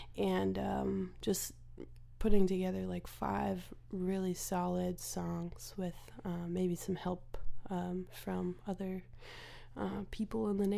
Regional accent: Phoenix, Arizona, United States; also born or lived in Nashville; I've been going back and forth between Phoenix and Nashville for pretty much my whole life.

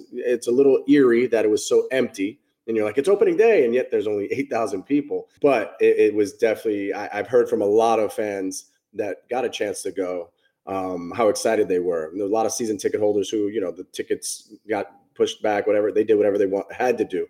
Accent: New York, United States; a kid growing up in New York

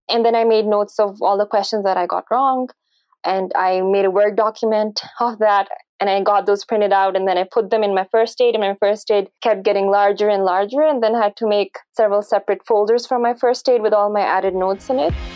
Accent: Pakistan; I did my uh, medical education from Pakistan, and I'm originally from Pakistan.

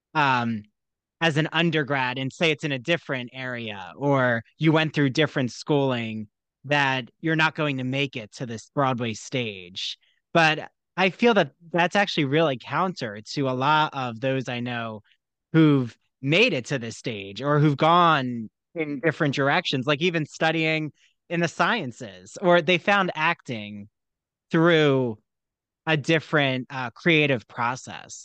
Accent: United States; I grew up right outside of Philly

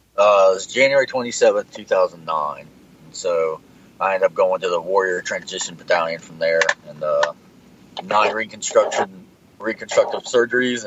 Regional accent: Madison, United States; my hometown of Madison

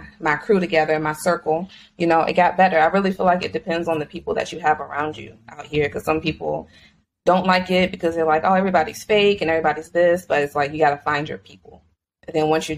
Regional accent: Richmond, Virginia, United States; moved away as an adult; now in Los Angeles, United States; I'm from Richmond, Virginia, currently in Los Angeles. Moved here about 4 years ago for grad school

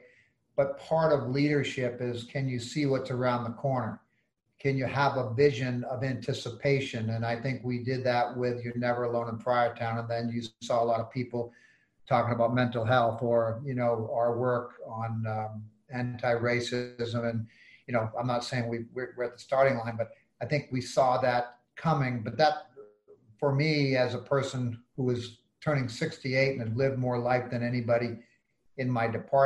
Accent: West Concord, Massachusetts, United States; moved away as an adult; also born or lived in Schenectady, New York / Berkeley, California; now in Providence, United States; I grew up in West Concord, 15 miles from the city

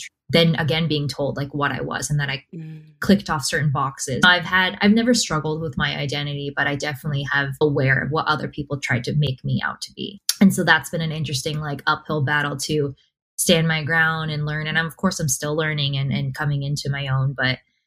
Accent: United States

